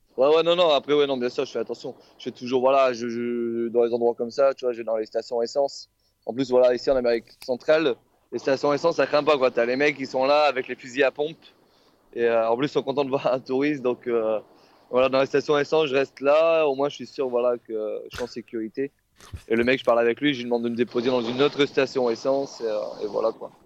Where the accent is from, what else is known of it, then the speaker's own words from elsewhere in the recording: France; on est français